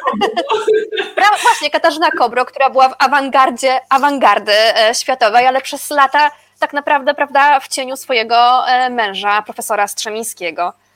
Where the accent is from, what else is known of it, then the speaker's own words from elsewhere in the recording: Łódź, Łódź Voivodeship, Poland; ja jestem z Łodzi